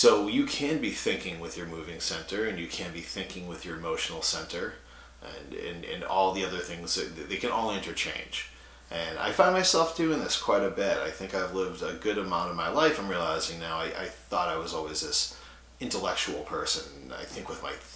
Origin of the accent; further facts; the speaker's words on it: Massachusetts, United States; I grew up in Massachusetts, blue collar kid from a suburb.